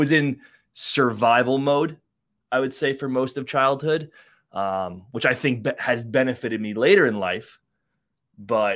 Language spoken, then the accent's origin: English; Long Island, New York, United States; born or raised there